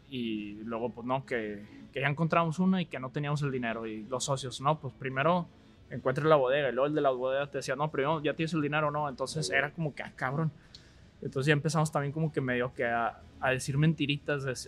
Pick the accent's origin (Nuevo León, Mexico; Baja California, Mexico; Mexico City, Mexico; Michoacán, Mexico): Nuevo León, Mexico; Monterrey; also born or lived in Austin, Texas / Dallas; yo soy de Monterrey. Pues, estudié prepa en el Tec Vallalto